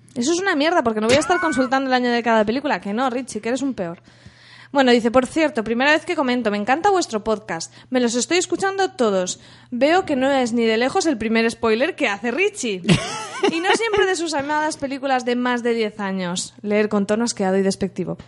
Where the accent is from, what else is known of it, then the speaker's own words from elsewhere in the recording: Alcoy, Valencian Community, Spain; de mi pueblo, de Alcoy.